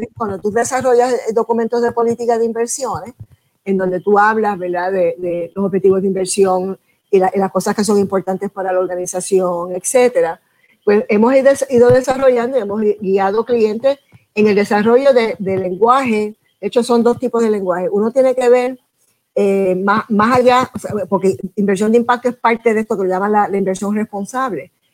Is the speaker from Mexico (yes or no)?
no; Puerto Rico; mi país